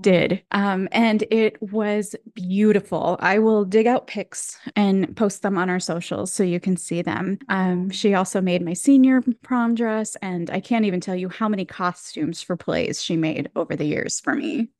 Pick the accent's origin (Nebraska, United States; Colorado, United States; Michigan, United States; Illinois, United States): Michigan, United States; now in California, United States; I'm from Michigan originally